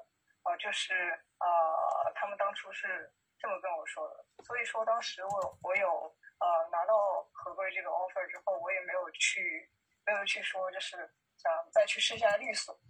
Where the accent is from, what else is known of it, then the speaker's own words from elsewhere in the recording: Changchun, Jilin, China; also born or lived in Beijing; now in Changchun, China; 因为我老家是长春的，然后当时去了一线城市，